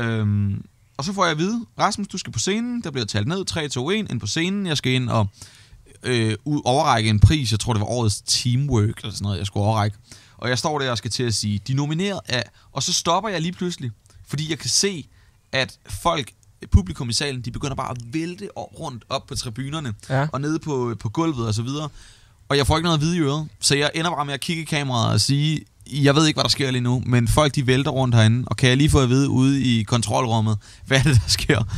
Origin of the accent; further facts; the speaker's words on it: Svendborg, Southern Denmark, Denmark; Jeg er vokset op i Svendborg, og har altid boet her